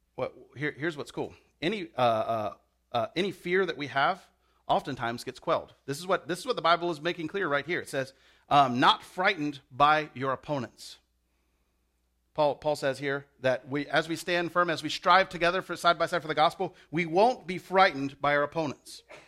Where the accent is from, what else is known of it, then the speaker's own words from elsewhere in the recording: the South, United States; I'm from the South. We say "y'all."